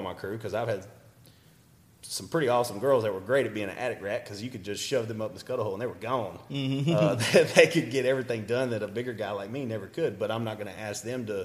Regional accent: Deep East Texas, United States; moved away; I was from Deep East Texas

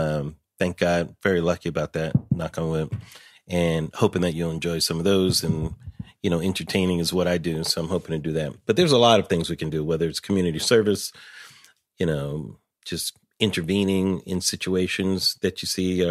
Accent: Pomona, California, United States; I'm from LA. I grew up in Pomona, California. My family's from Chicago, though.

